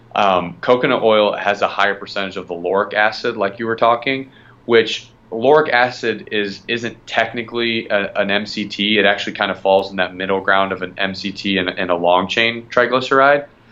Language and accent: English; Midwest, United States; now in Florida, United States; I'm originally from the Midwest